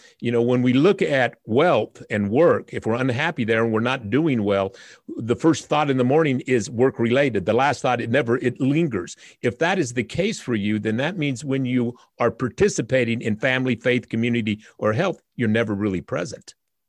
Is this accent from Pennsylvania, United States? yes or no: no; Utah, United States; I was raised in the Utah foster care system from 1 to 14. I'm the son of a migrant worker from Oaxaca, Mexico, who came here to pick fruit in Spanish Fork, Utah. My mother was a white Mormon 16-year-old